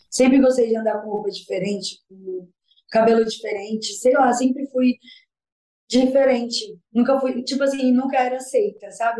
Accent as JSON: {"language": "Portuguese", "town": "Capivari de Baixo", "region": "Santa Catarina", "country": "Brazil", "tie": "born or raised there", "also_born_or_lived": "Forquilhinha, Santa Catarina", "said": "nasci em Santa Catarina, Forquilinha, né? Morei ali em uma mas fiquei morando mais em Capivari de Baixo"}